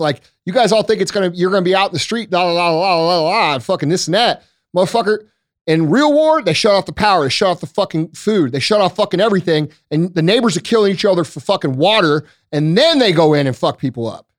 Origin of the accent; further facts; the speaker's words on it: United States; I'm still American